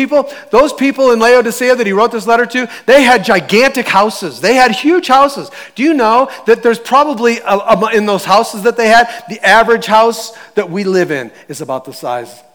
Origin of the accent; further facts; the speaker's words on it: United States; we're Americans. We're the American church